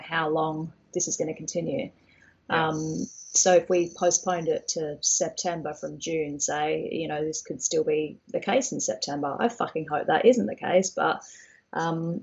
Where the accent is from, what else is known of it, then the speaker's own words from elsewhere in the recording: Australia; now in Brighton, United Kingdom; I'm from Australia